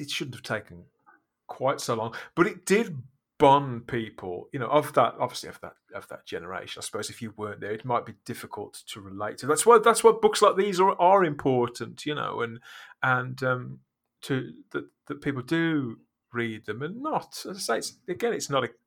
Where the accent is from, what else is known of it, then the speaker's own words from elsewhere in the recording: United Kingdom; I'm British.